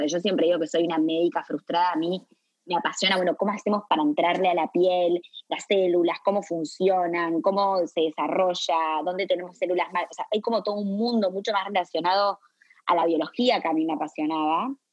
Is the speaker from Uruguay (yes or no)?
yes; Montevideo, Uruguay; also born or lived in Buenos Aires / Philadelphia; uruguaya, eh, de Montevideo